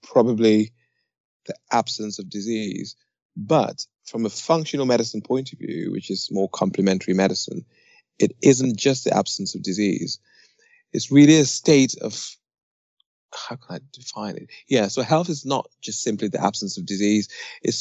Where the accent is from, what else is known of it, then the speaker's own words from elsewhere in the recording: Nottinghamshire, East Midlands, United Kingdom; I am from England, Nottinghamshire to be precise, in the Midlands